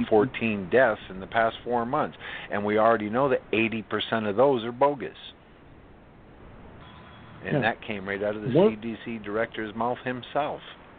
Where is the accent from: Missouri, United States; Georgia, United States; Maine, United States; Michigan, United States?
Maine, United States; I'm from Maine.